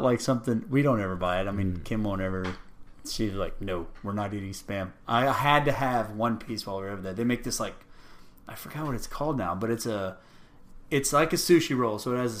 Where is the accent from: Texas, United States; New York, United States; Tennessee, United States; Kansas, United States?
Texas, United States; Rio Grande Valley; moved away; I grew up in the Rio Grande Valley, right on the border of Mexico.